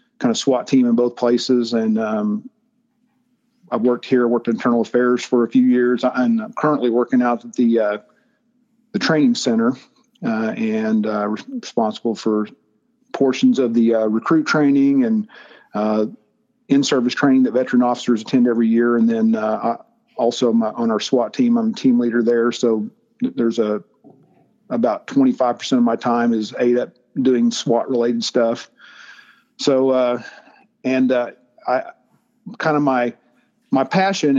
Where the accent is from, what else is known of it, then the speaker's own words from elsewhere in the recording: Claremore, Oklahoma, United States; I'm from Oklahoma. I grew up out around Claremore, small town outside of Tulsa